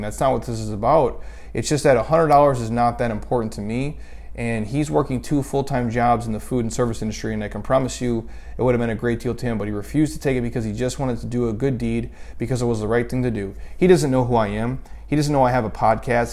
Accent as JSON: {"language": "English", "region": "Minnesota", "country": "United States", "tie": "born or raised there", "said": "When I was a kid, again, we grew up in Minnesota, freezing cold"}